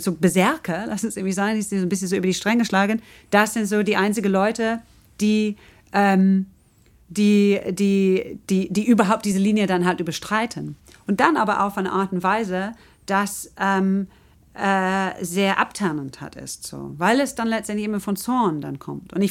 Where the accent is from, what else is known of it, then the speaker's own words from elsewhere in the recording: England, United Kingdom; German is a second language; also ich komme aus England und sehe es irgendwie so extremer